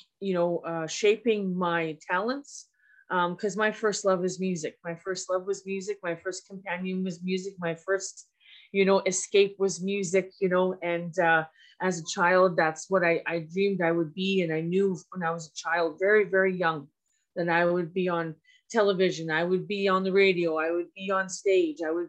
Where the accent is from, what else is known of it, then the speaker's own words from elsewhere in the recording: Edmonton, Alberta, Canada; also born or lived in Fort McMurray; I was born and raised here in Treaty 6 here in so-called Edmonton.